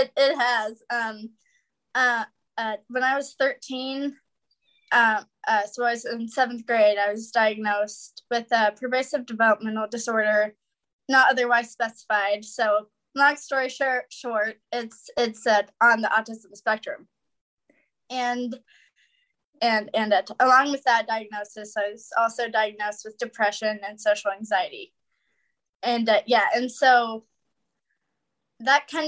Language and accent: English; Wichita, Kansas, United States; I was born and raised in Wichita, Kansas